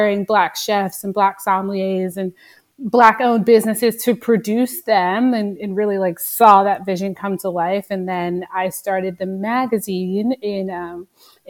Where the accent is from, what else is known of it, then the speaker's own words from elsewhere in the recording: Nanuet, New York, United States; now in New York City, United States; I grew up in Rockland County, New York, in this small town called Nanuet.